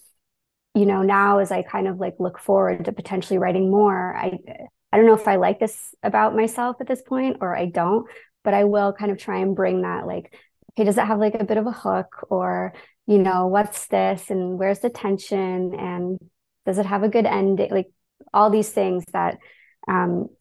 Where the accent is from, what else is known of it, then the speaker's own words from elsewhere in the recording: Toronto, Ontario, Canada; also born or lived in London, United Kingdom; I grew up in Toronto